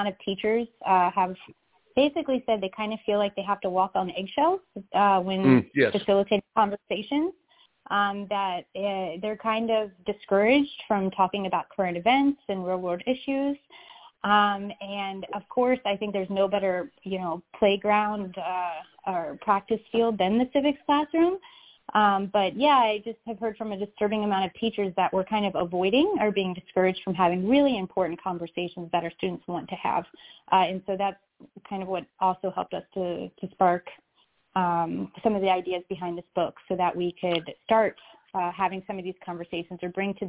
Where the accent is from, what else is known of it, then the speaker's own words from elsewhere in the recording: Virginia, United States; moved away as an adult; also born or lived in Switzerland / Florida; I'm actually from Virginia, so I am more in the Blue Ridge